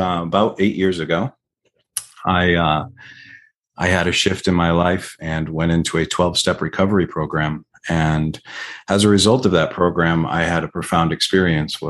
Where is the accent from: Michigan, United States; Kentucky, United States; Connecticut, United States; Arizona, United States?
Connecticut, United States; Cromwell; moved away as an adult; now in Nevada, United States; I grew up in Connecticut. I spent the first 40 years of my life in Connecticut